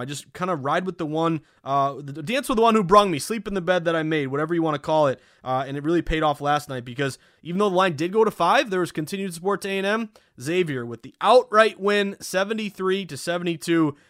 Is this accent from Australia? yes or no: no; New England, United States; I'm not a Midwesterner. I'm a New Englander